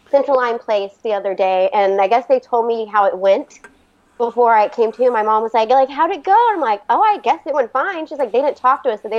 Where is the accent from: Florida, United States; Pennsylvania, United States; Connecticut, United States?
Florida, United States; also born or lived in Virginia; So we're actually originally from Florida, but we've lived in Virginia for the past 13 years.